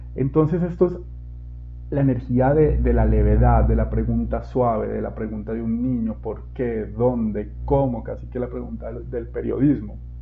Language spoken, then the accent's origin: Spanish; Colombia; moved away; mi país de origen, Colombia.